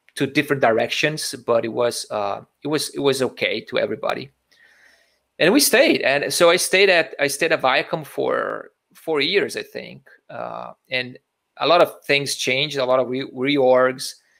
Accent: Brazil; moved away as an adult; also born or lived in Italy; I was I was born in Brazil. I I did school and I went to to college uh, in Brazil

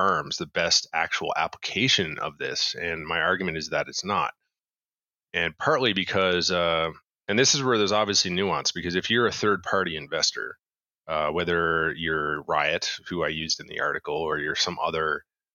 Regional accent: Canada; I'm Canadian

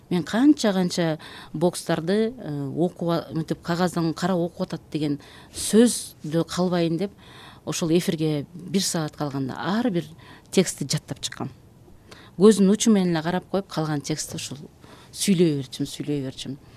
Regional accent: Uch-Korgon, Jalal-Abad Region, Kyrgyzstan; мен жалал абад областынын аксы районунан болом уч коргон деген э, совет учурунда чоң ушул пахта талаалары чоң айыл болгон э, балалыгым ошол жакта өттү

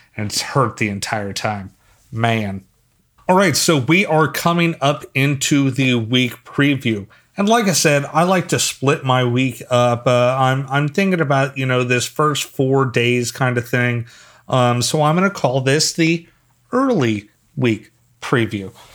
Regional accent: Philadelphia, Pennsylvania, United States; now in North Carolina, United States; I'm from Philly, and so I'm used to snow

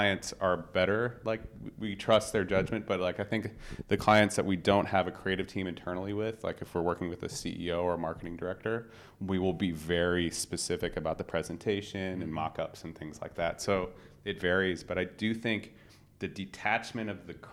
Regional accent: United States; as an American designer

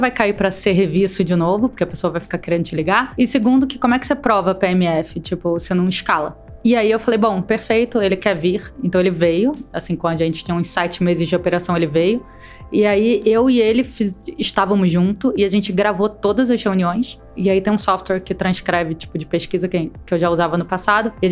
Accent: Rio de Janeiro, Brazil; now in São Paulo, Brazil; sou carioca em São Paulo

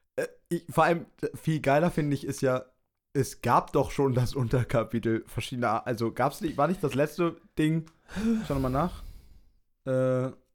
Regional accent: Berlin, Germany; ich bin Berliner

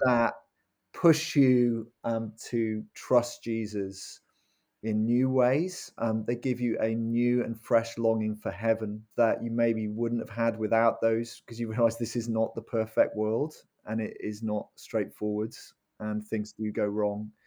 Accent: Cardiff, Wales, United Kingdom; also born or lived in Worcester; now in Norwich, United Kingdom; I was brought up in a Christian family in Cardiff, in Wales.

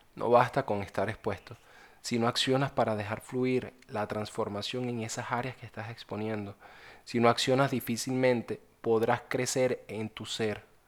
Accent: Venezuela; soy de Venezuela.

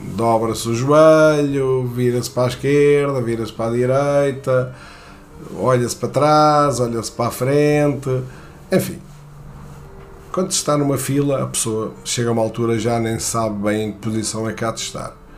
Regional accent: Portugal; não sou americano, sou português

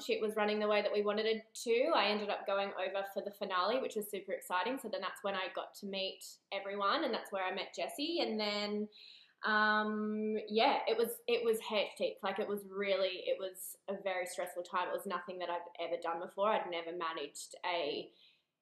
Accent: Newcastle, New South Wales, Australia; moved away; I'm from Newcastle originally.

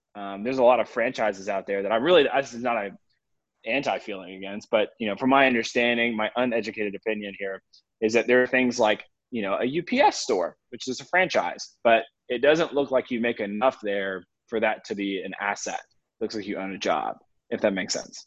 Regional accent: Atlanta, Georgia, United States; I grew up in the Atlanta area, um, kind of in the suburbs of Atlanta

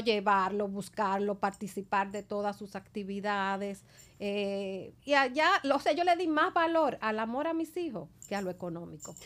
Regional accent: La Vega, Dominican Republic; moved away; soy de La Vega

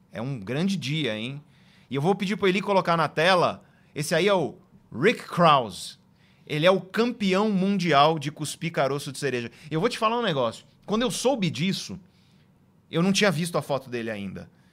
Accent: Guarujá, São Paulo, Brazil; moved away as an adult; also born or lived in Santos; now in São Paulo, Brazil; eu sou do litoral de São Paulo, né? Eu nasci em Santos e eu cresci no Guarujá

